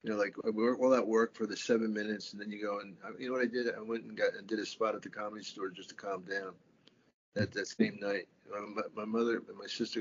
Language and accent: English; Philadelphia, Pennsylvania, United States; moved away as an adult; also born or lived in New York; I'm from Philly